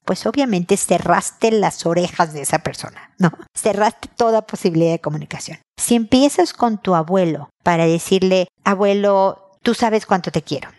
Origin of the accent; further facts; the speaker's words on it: Mexico; now in Chile; de México, de mi país o de Chile donde vivo